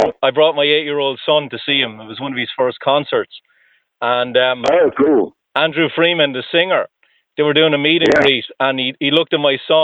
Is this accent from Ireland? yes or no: yes; Ireland; now in Boston, United States; I'm originally from Ireland